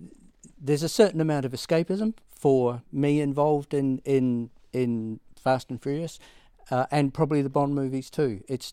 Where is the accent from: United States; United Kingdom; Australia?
United Kingdom; Maidenhead, South East England; also born or lived in Reading; I was born in Reading, grew up in Maidenhead, which is about 30 miles west of London, almost due west of London, on the M4.